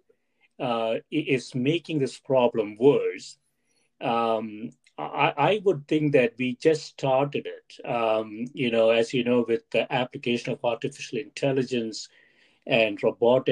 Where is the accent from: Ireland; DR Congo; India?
India; moved away; When I was growing up in India, Stephanie, my undergraduate program there